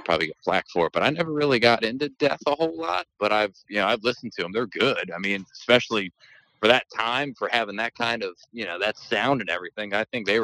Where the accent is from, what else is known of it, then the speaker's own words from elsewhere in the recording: Southern Maryland, United States; I'm from Southern Maryland. Our speech impediments and our vocabulary are very limited here.